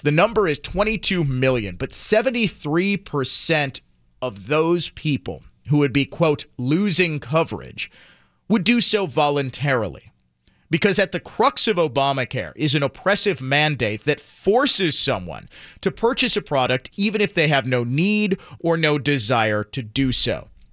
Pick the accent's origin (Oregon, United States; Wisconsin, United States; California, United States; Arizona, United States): Wisconsin, United States; Milwaukee; my hometown